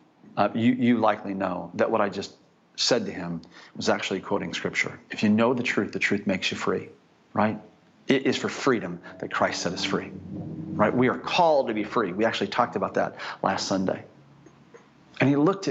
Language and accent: English; United States; I'm actually from America